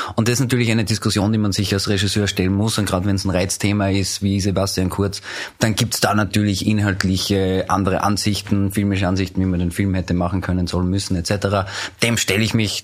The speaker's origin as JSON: {"language": "German", "region": "Upper Austria", "country": "Austria", "moved": "as an adult", "lives_now": "Vienna, Austria", "said": "ich komme ursprünglich aus Oberösterreich, lebe seit 19 Jahren aber in Wien, bin nach dem Zivildienst nach Wien gezogen"}